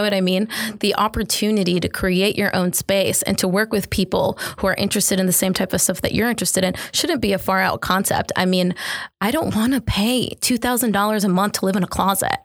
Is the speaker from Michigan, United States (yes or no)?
yes; Detroit, Michigan, United States; moved away as an adult; now in Jackson, United States; I'm originally from Detroit, Michigan, moved here in twenty eighteen